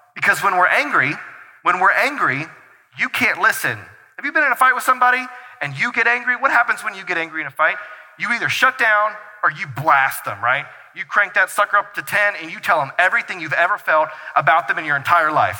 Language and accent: English; North Carolina, United States; now in Brighton, United States; we're from North Carolina, and so like plants were like a thing because we had something called grass and soil that we owned in our backyard